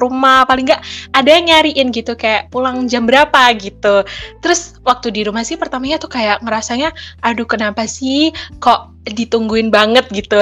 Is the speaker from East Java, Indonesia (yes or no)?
yes; Tulungagung, East Java, Indonesia; moved away as an adult; now in Malang, Indonesia; Asal aku dari Tulungagung, Jawa Timur